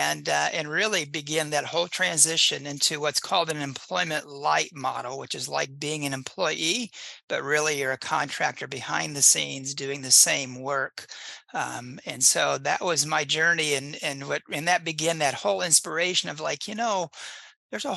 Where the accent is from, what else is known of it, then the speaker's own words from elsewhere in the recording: Indiana, United States; I grew up in Indiana and I practice in the same little county that I grew up in.